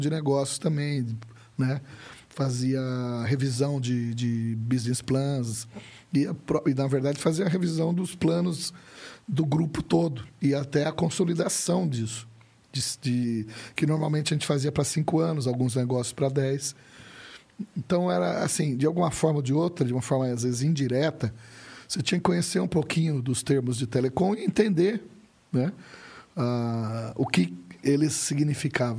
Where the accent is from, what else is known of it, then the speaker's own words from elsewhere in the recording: Campinas, São Paulo, Brazil; moved away as an adult; also born or lived in Uberlândia; Eu sou de Campinas